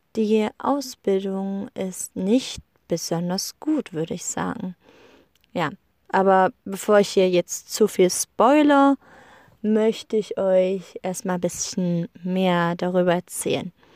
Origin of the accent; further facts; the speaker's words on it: Germany; moved away as an adult; now in Iceland; bei uns in Deutschland